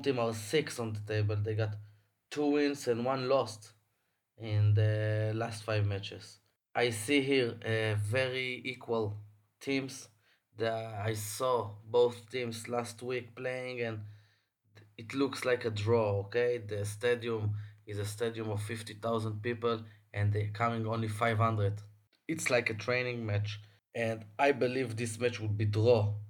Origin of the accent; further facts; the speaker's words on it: Tel Aviv, Tel Aviv District, Israel; I'm from Tel Aviv, recording for my house